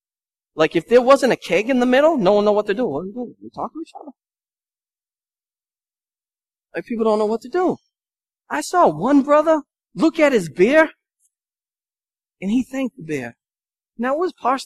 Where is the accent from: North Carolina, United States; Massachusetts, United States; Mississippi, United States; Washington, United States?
Massachusetts, United States; Lynn; I'm from Lynn